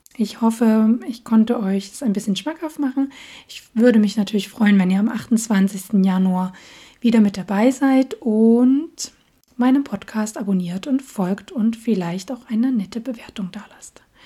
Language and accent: German; Dresden, Saxony, Germany; accent: Saxon; moved away as an adult; now in Göttingen, Germany; meine Heimatstadt ist Dresden. Ähm, und ja, da komme ich ursprünglich her